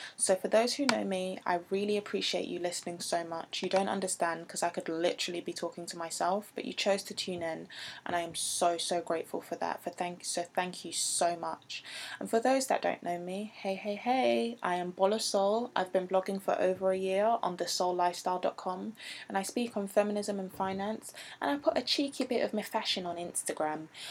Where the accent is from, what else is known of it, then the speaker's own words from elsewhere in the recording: England, United Kingdom; accent: English; I'm not American, so I'm going to say that in an English accent